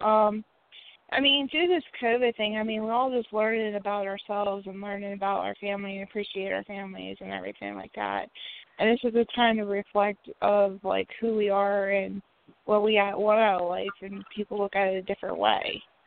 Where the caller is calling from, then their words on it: West Virginia, United States; also born or lived in Indiana; I'm calling from West Virginia.